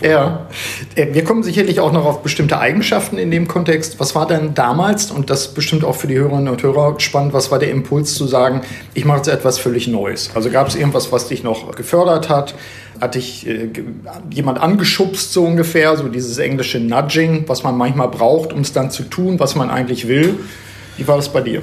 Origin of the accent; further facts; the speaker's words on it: Osnabrück, Lower Saxony, Germany; in Osnabrück, meiner Heimatstadt